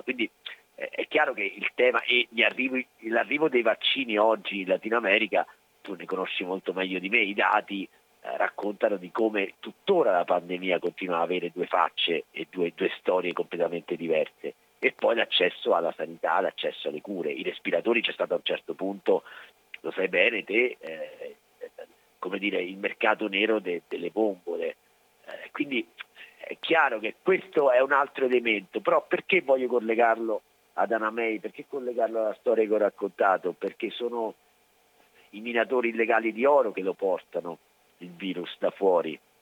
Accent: Italy; also born or lived in Mexico; io sono nato in Italia, sono italiano, sono cresciuto in Italia

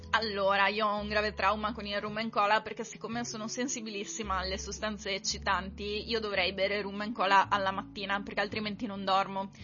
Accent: Conegliano, Veneto, Italy; io non sono originaria di Padova, io sono di Conegliano

